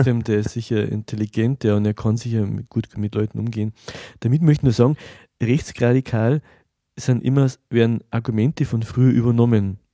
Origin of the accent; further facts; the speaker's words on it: Germany; für mich als, als Deutscher